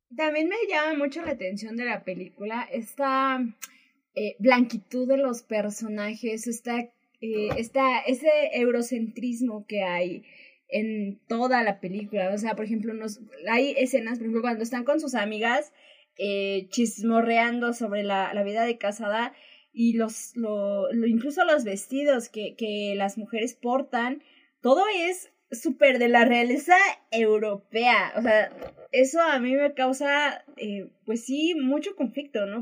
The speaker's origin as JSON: {"language": "Spanish", "country": "Mexico", "said": "somos mexicanos"}